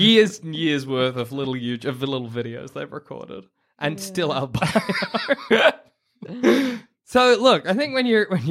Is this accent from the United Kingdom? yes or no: no; Australia; because we're Australian